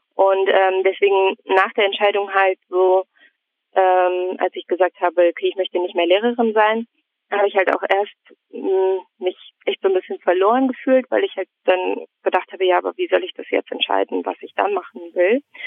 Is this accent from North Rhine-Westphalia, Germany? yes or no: yes; Neuss, North Rhine-Westphalia, Germany; moved away as an adult; also born or lived in Münster; now in Mülheim an der Ruhr, Germany; Ich komme aus Neuss und habe dann in Münster studiert und bin von Münster dann aus nach Mülheim gezogen.